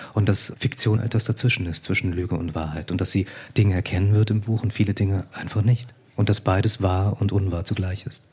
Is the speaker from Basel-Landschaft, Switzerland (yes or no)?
yes; Liestal, Basel-Landschaft, Switzerland; moved away as an adult; now in Berlin, Germany; mein Aufwachsen in der Schweiz